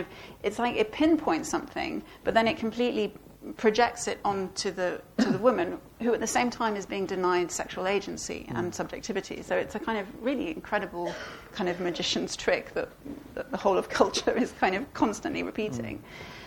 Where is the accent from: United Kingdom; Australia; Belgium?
Belgium; And I grew up in Belgium, and so I grew up you know, watching a lot of French films and TV.